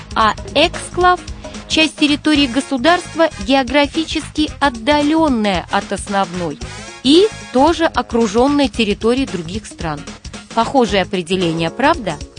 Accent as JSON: {"language": "Russian", "country": "Russia", "said": "я, как россиянка"}